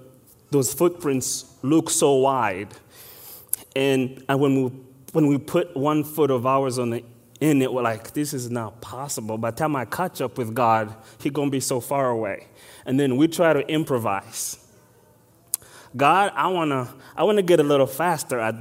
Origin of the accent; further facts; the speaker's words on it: Uganda; moved away; I am exactly from Uganda. I was born and raised there